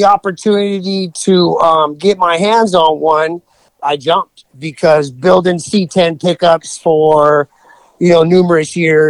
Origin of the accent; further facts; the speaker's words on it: Whittier, California, United States; So I grew up in L.A. County, born and raised in Whittier